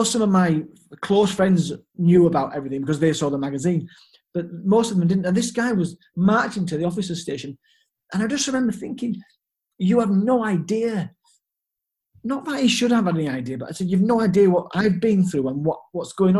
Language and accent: English; Leeds, Yorkshire and the Humber, United Kingdom; also born or lived in Hanover, Germany; I came back to my hometown in Leeds